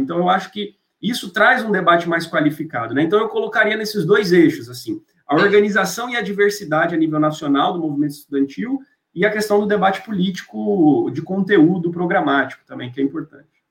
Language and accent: Portuguese; Goiânia, Goiás, Brazil; moved away as an adult; now in São Paulo, Brazil; onde eu cresci em Goiânia